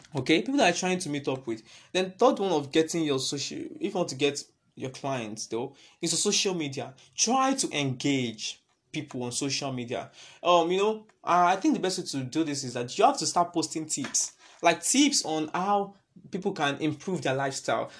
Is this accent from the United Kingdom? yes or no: no; Nigeria; it's all about us being Nigerian.